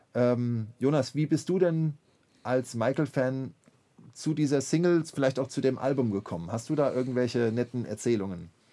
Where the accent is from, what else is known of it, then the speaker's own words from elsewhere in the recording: Mainz, Rhineland-Palatinate, Germany; dass ich als ähm, Mainzer Schüler eines, eines jungen Gymnasiums dann äh, ganz brav im Gottesdienst saß, im Hohen Dom zu Mainz